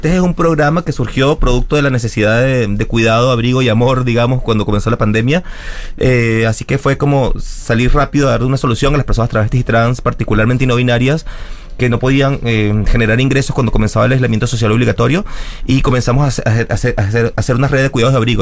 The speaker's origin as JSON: {"language": "Spanish", "country": "Venezuela", "tie": "born or raised there", "moved": "as an adult", "lives_now": "Argentina", "said": "Yo soy una marica migrante, soy venezolana, crecí nací en Venezuela, estudié educación, me vine a Argentina"}